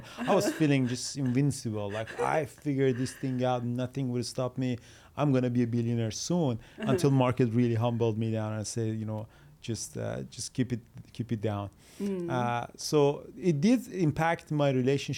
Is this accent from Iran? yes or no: yes; Iran; moved away; we're from Iran. In Iran, they always push you toward the school.